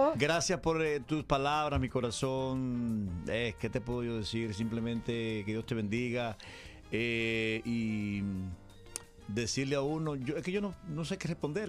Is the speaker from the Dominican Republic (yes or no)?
yes; Dominican Republic; Yo soy dominicano